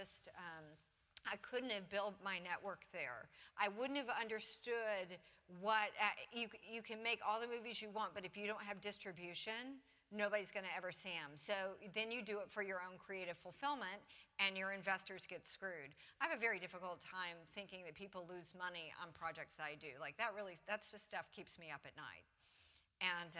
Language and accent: English; Atlanta, Georgia, United States; moved away; also born or lived in Los Angeles; my hometown. The Civic Center, where I went on field trips in elementary school